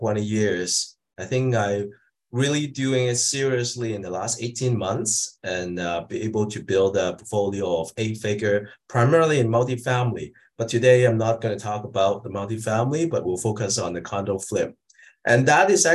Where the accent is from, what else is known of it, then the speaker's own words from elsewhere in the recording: Hong Kong; also born or lived in Greater Toronto Area, Canada; now in Toronto, Canada; I'm an immigrant from Hong Kong, like about 30 years ago into Canada